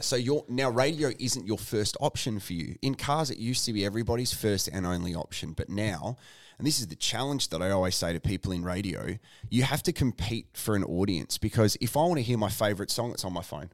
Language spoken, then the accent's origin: English; Tasmania, Australia; also born or lived in Ballarat, Victoria; now in Adelaide, Australia; I was born in Ballarat, then, um, grew up in Tasmania.